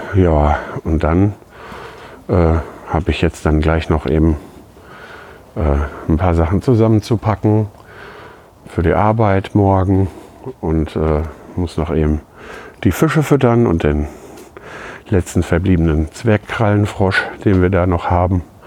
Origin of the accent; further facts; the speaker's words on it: Lüdenscheid, North Rhine-Westphalia, Germany; now in Schüttorf, Germany; in meiner Geburtsstadt Lüdenscheid